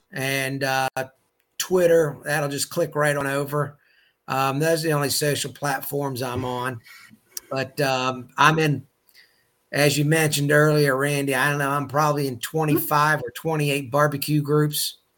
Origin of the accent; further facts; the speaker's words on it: Chesapeake Bay, United States; I'm a seafood guy. I don't cook a lot of seafood, but I am a seafood guy growing up on the Chesapeake Bay.